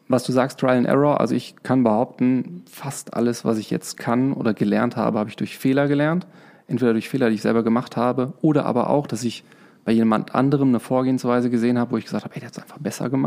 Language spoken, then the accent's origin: German; Trier, Rhineland-Palatinate, Germany; also born or lived in Dortmund; Also, geboren bin ich in Dortmund, ähm, zur Schule gegangen in Trier, studiert in Lörrach, ähm, danach gearbeitet im Ruhrgebiet.